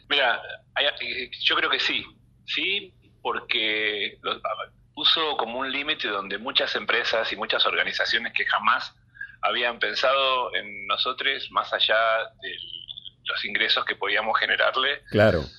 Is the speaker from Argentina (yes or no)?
yes; Argentina; estamos viviendo como argentinos